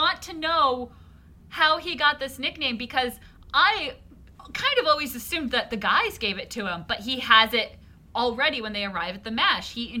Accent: Connecticut, United States; growing up in Waspy, Connecticut

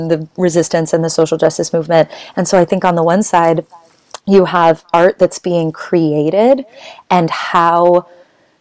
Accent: Boulder, Colorado, United States; I grew up in Boulder, Colorado, which is a super white and problematic town

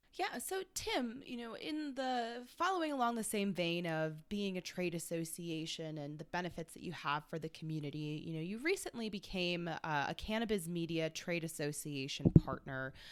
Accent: Midwest, United States; As a Midwesterner

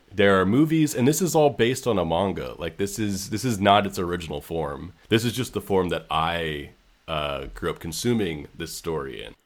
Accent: San Francisco, California, United States; I grew up in San Francisco

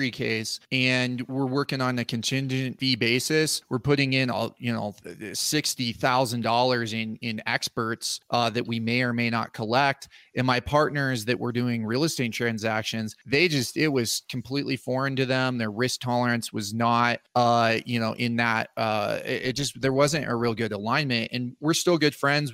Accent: Front Range, Colorado, United States; also born or lived in Virginia; now in Aspen, United States; I grew up in on the Front Range in Colorado

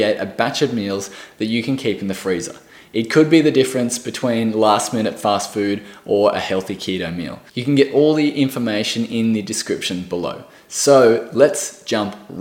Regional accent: Australia; I am from Australia

